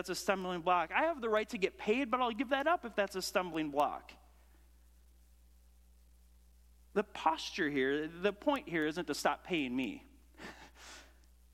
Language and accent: English; United States; I grew up in America